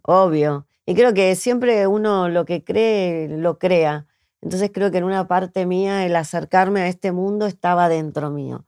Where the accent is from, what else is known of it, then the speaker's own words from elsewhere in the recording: Martínez, Buenos Aires Province, Argentina; yo soy de Martínez